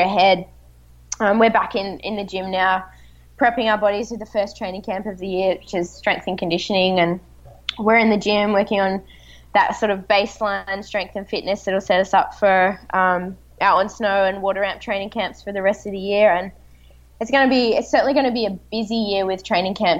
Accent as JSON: {"language": "English", "town": "Melbourne", "region": "Victoria", "country": "Australia", "tie": "born or raised there", "said": "Melbourne, my hometown"}